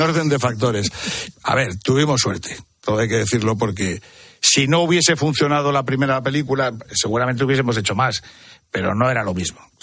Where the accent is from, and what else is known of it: Madrid, Community of Madrid, Spain; born or raised there; also born or lived in Torrelavega, Cantabria